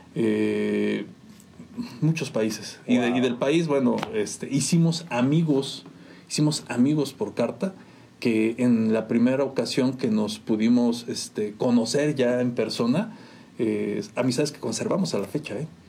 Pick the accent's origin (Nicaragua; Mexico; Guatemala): Mexico; San Juan del Río, Querétaro; Yo de acá de San Juan del Río, yo de, aquí de San Juan de toda la vida, mi, mi mamá es de aquí de Palomas mi papá de Ezequiel Montes, pero yo nací acá en San Juan.